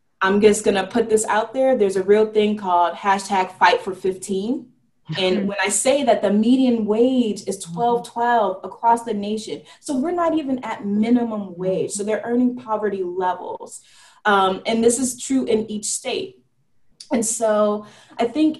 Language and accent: English; California, United States; in California, where it's my home state.